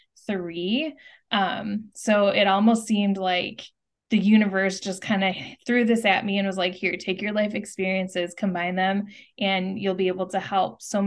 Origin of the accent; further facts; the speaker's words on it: Wisconsin, United States; moved away as an adult; also born or lived in Chicago / California; I was born and raised in Wisconsin